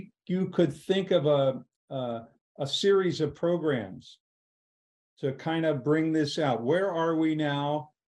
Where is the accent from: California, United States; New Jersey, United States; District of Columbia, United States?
District of Columbia, United States; Washington; I grew up in Washington, D.C.